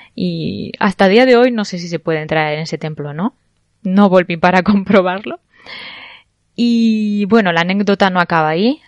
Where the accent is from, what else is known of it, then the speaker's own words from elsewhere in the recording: Barcelona, Catalonia, Spain; moved away; soy de, soy española, soy de Barcelona concretamente